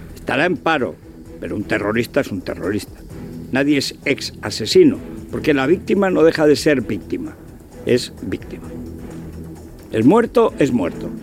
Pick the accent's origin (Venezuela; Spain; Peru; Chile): Spain; Somos españoles. Hemos nacido en España.